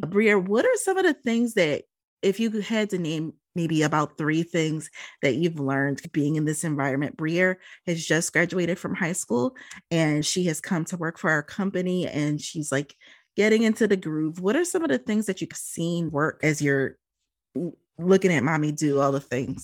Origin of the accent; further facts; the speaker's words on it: Philadelphia, Pennsylvania, United States; moved away; also born or lived in Minneapolis, Minnesota; I'm originally from Philadelphia. My mother got remarried, and she decided that when she got remarried, we moved out to the Midwest. I finished high school there and then immediately came back